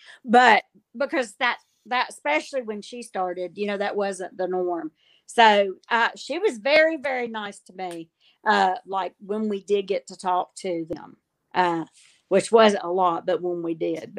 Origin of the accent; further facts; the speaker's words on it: Alabama, United States; now in Georgia, United States; I was born in Alabama.